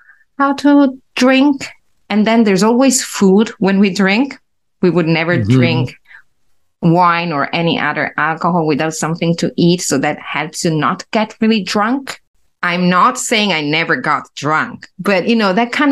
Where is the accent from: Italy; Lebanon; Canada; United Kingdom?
Italy; English is a second language